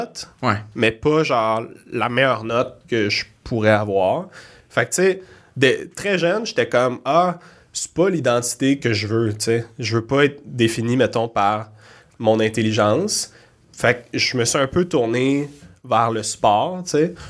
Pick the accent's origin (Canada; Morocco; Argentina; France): Canada; Laval, Quebec; je viens de Laval